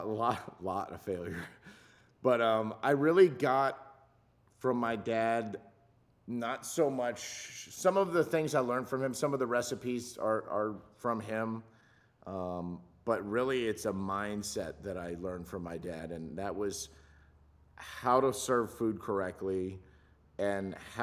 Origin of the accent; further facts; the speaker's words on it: Louisiana, United States; He grew up in it, and growing up in South Louisiana, you're just around food all the time. Everybody's a cook and everybody eats all the time.